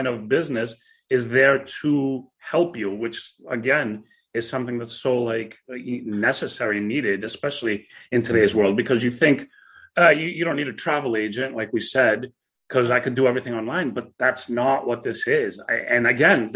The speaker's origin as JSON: {"language": "English", "country": "United States", "tie": "born or raised there", "said": "Growing up in America"}